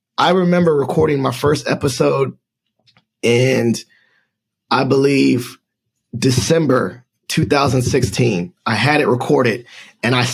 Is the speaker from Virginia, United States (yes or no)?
yes; Northern Virginia, United States; I grew up in Northern Virginia. I was born in my military brats, but we ended up in Northern Virginia, went to high school around here